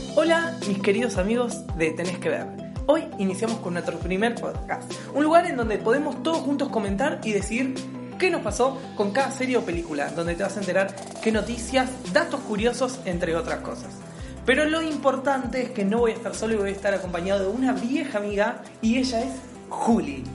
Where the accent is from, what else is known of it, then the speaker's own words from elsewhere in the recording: Rosario, Santa Fe, Argentina; now in Buenos Aires, Argentina; soy de Rosario. Actualmente estoy viviendo en Capital Federal